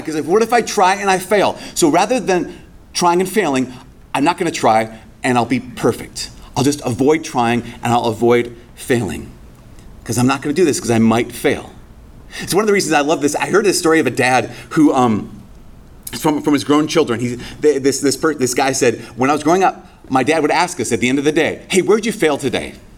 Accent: Brainerd, Minnesota, United States; moved away; my hometown

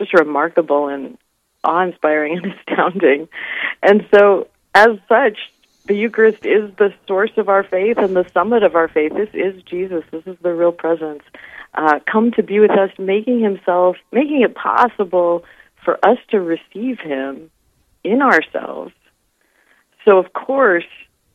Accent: Nebraska, United States; moved away as an adult; now in South Dakota, United States; I'm originally from Nebraska, but I've been working in the state of South Dakota for about 20 years now

